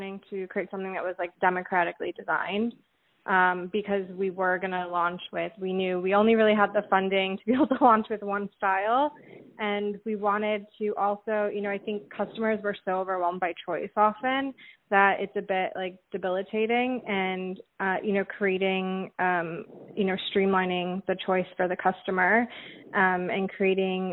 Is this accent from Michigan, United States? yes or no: yes; Michigan, United States; I'm from Michigan